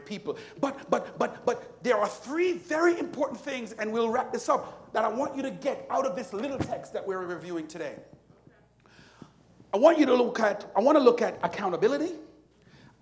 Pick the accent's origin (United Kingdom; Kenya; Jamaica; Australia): Jamaica; moved away; Jamaica, which is where I'm from